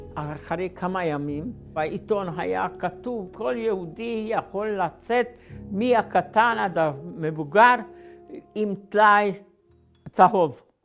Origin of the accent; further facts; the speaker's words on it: Slovakia; moved away; אני נולדתי בגרנטה ב-1930